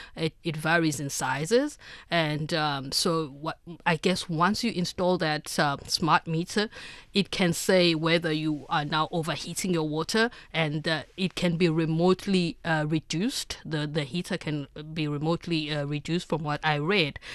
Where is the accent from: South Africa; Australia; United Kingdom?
South Africa; as a South African